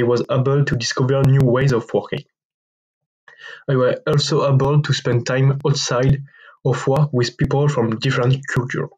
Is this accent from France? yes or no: yes; France; I'm 21 years old and I'm from France.